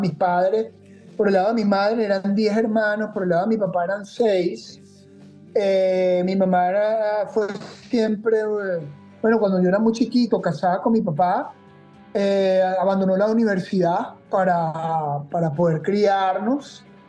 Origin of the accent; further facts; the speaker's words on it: Caracas, Capital District, Venezuela; moved away as an adult; yo caraqueño, sepa caraqueña, duro, me fui de, Venezuela cuando tenía 32 años, eh, pero coño, crecí en el Santiago de León